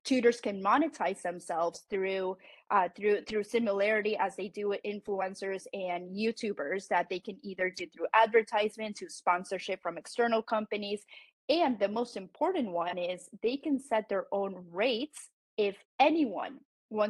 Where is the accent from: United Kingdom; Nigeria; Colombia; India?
Colombia; first language Spanish; English is a second language; now in United States; I am also Colombian American, but I speak Spanish. It's my native language.